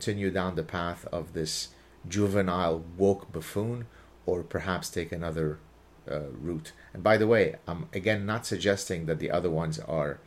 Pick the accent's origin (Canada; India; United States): Canada; I'm Canadian